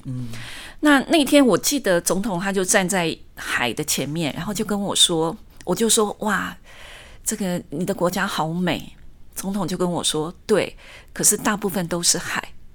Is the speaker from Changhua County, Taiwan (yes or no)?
no; Tainan, Taiwan; moved away as an adult; also born or lived in Taipei / Marshall Islands; 因为我是台南人